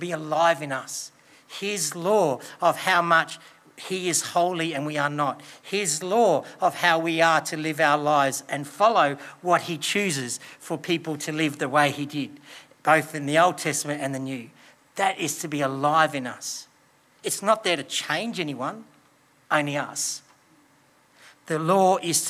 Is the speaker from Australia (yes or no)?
yes; Australia; We live in Australia.